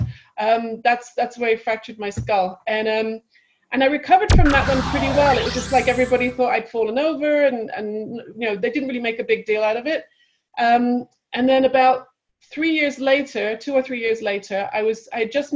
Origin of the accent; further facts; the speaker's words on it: England, United Kingdom; moved away as an adult; also born or lived in Manchester / London; now in California, United States; I grew up in England and I was in college at Manchester University